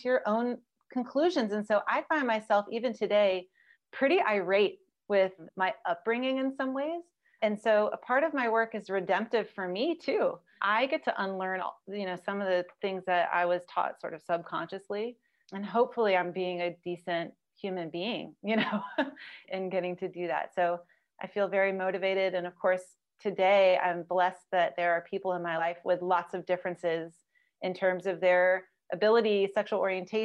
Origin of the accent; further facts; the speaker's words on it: Memphis, Tennessee, United States; I grew up in Memphis, Tennessee in the 80s and 90s